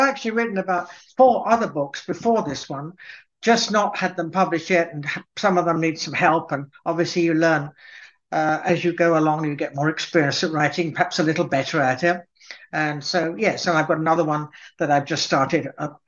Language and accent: English; Cambridge, East of England, United Kingdom; born there; Well, I was born in Cambridge, and both my parents were Scottish from the Lowlands. And we moved around quite a lot. So I was educated in England